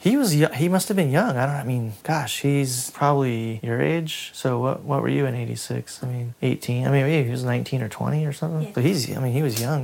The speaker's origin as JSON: {"language": "English", "town": "Huntington Beach", "region": "California", "country": "United States", "tie": "born or raised there", "said": "I grew up in Huntington Beach where it was surf culture"}